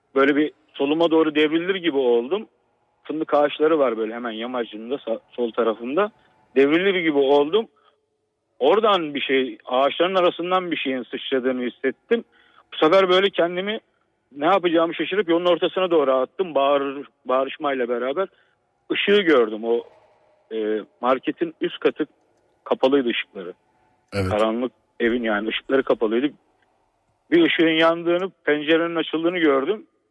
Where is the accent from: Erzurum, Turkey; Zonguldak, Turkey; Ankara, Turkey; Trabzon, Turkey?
Trabzon, Turkey; aslen Trabzonluyum.